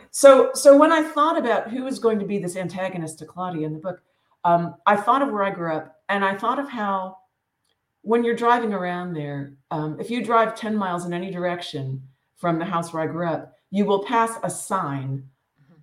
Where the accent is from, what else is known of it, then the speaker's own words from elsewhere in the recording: Western Pennsylvania, United States; I grew up in Western Pennsylvania, tiny little coal town. It's northern Appalachia